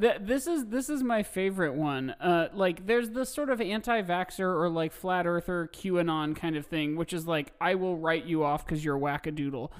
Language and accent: English; Carmel, Indiana, United States; I'm from Carmel, Indiana